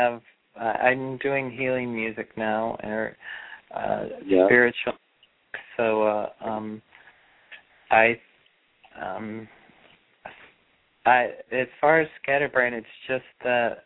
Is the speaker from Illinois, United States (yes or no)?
yes; Chicago, Illinois, United States; I was born at 432 in Illinois, Chicago